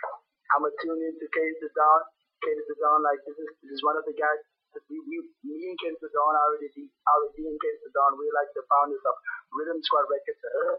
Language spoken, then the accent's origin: English; Avon Park, Worcester, Western Cape, South Africa; we are from Avon Park. That's a ghetto hood inside Booster. Western Cape.